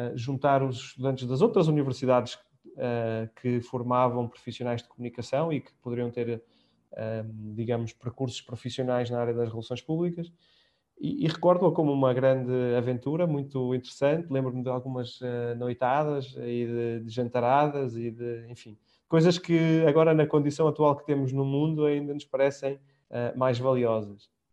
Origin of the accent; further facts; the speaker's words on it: Portugal; moved away as an adult; já lá vão quase, enfim, 12 anos fora de Portugal